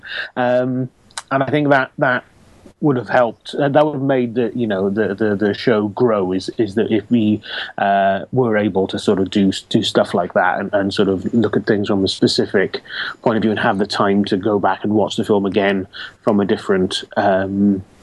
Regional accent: Wales, United Kingdom; I'm Welsh

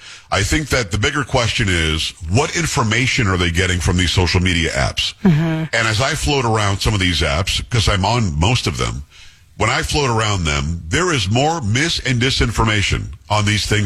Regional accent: New York, United States; growing up in New York, my mother would say, don't be fresh.

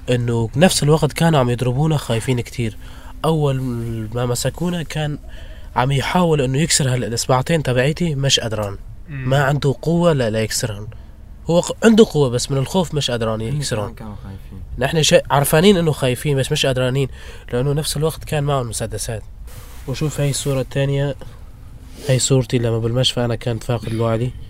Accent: Syria; moved away as an adult; now in Calais, France; ما عاد في شيء إثبات إنه نحن سوريين

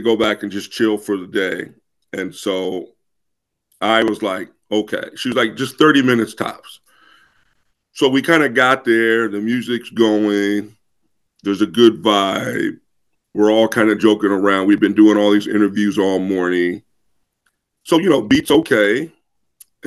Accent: Midwest, United States; moved away; also born or lived in Boston / Toronto; I'm from the Midwest

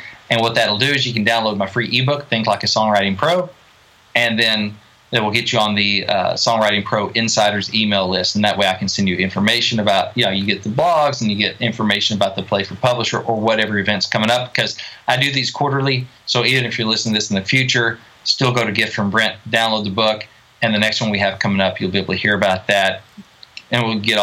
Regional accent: Arkansas, United States; now in Nashville, United States; I was from Arkansas

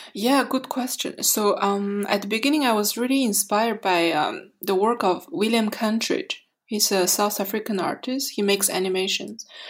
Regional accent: Mongolia; also born or lived in Montreal, Canada; now in Berlin, Germany; I'm a Canadian artist from Montreal, um, originally from Mongolia.

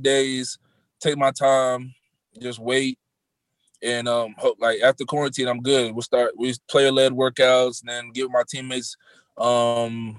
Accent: Beaufort, South Carolina, United States; moved away as an adult; also born or lived in Clemson, South Carolina; now in Minnesota, United States; I'm from Beaufort, South Carolina, then coming to Clemson, which is 4 hours from my home.

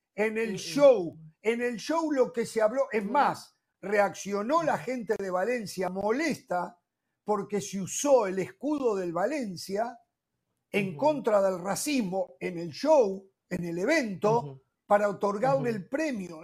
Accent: Uruguay

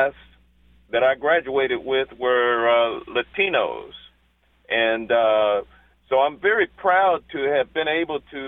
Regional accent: Washington, District of Columbia, United States; moved away as an adult; also born or lived in Atlanta, Georgia / Texas; I was born and raised in Washington, D.C., when D.C. was Chocolate City, and I went through the public schools of Washington, D.C.

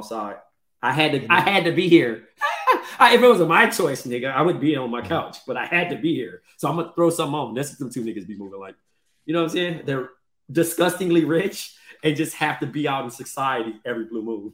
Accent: Compton, California, United States; I'm from Eastside Compton first. And then, you know, I'm Ethiopian after

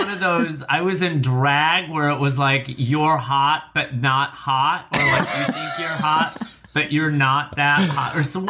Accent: Rockford, Illinois, United States; now in New York, United States; My mother's Norwegian, my father is Turkish. I grew up in the outskirts of Chicago.

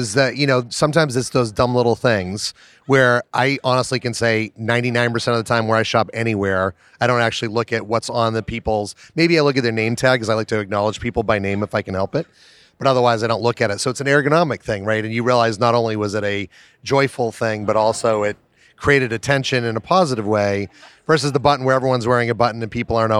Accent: Melrose, Massachusetts, United States; I grew up in Melrose, so I know where North Reading is

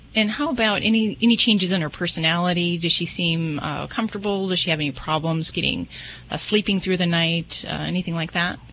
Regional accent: Las Vegas, Nevada, United States; I'm from Vegas

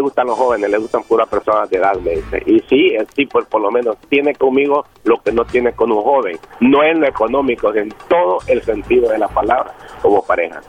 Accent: El Salvador; soy salvadoreño.

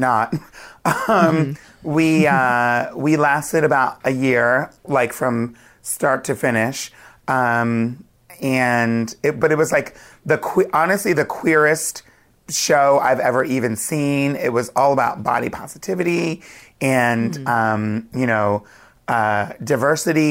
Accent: Wilmington, Delaware, United States; moved away as an adult; now in New York, United States; I grew up near Philly in Wilmington, Delaware.

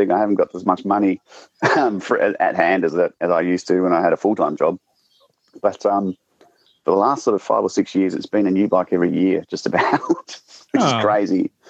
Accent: South Australia, Australia; moved away

